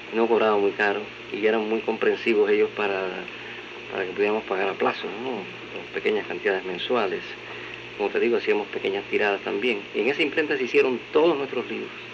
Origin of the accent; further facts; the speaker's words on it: Matanzas, Cuba; yo eh, pasé mi infancia en Matanzas. En la ciudad de Matanzas